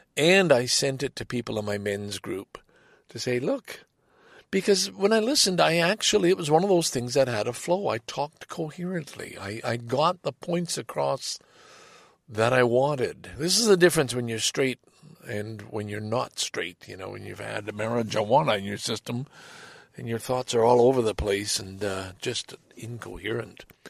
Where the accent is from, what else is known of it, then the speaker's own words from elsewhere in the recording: Canada; as a Canadian